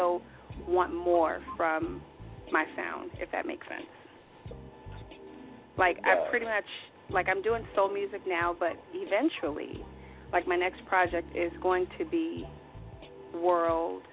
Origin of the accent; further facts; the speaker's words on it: New York City, New York, United States; growing up in New York City, Harlem, you're meeting so many different, you know, people